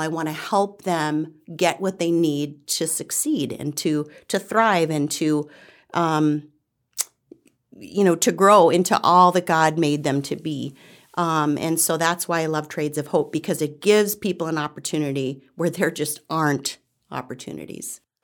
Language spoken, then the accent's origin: English; the Midwest, Illinois, United States; moved away as an adult; now in Western New York, United States; my husband and I moved here from Illinois. We'd been, you know, born and raised and lived most of our life in the Midwest